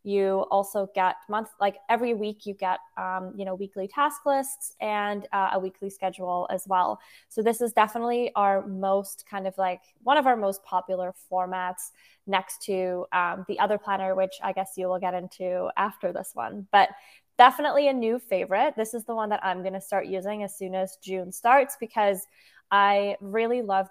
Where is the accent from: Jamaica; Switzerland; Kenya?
Switzerland; I was born in Switzerland. I grew up there, and I'm also half Dutch